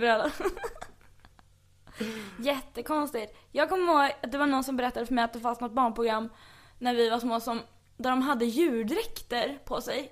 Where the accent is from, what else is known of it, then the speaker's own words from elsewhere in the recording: Stockholm, Stockholm County, Sweden; född och uppvuxen här på Södermalm